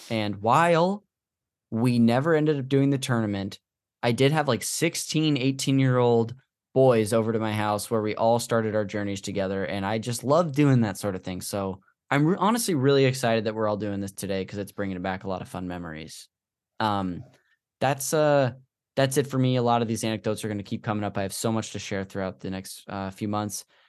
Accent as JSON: {"language": "English", "town": "Modesto", "region": "California", "country": "United States", "tie": "born or raised there", "said": "this church we went to growing up in Modesto"}